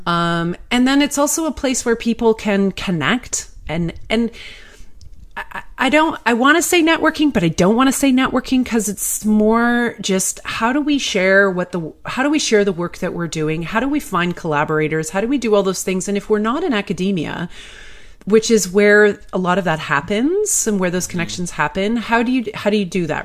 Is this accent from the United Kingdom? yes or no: no; Canada; I'm Canadian